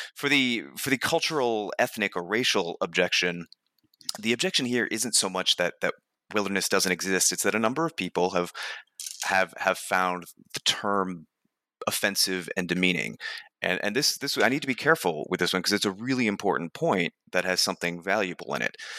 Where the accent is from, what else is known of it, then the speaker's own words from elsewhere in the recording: New Hampshire, United States; I grew up in New Hampshire and, and fairly rural New Hampshire